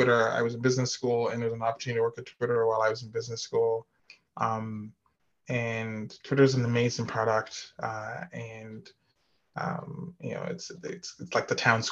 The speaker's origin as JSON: {"language": "English", "country": "Nigeria", "tie": "born or raised there", "also_born_or_lived": "Midwest, United States / California, United States", "moved": "as an adult", "lives_now": "Atlanta, United States", "said": "I was born in Nigeria and lived there until I went to college"}